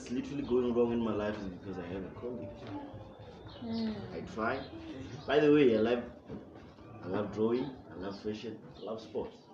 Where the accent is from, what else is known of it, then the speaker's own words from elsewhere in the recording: Limpopo, South Africa; now in Pretoria, South Africa; I come to Pretoria. I'm from Limpopo, Victoria.